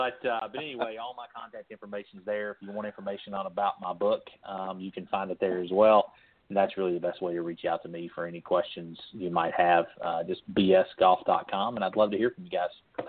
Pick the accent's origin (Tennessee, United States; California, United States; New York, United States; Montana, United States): Tennessee, United States; Knoxville; I was born and raised in Knoxville, Tennessee, and my blood runs orange.